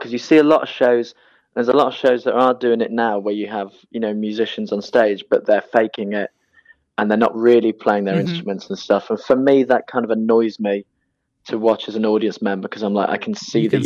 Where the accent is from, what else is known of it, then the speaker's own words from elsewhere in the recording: Birmingham, West Midlands, United Kingdom; accent: Brummie; I do describe myself as a Brummie.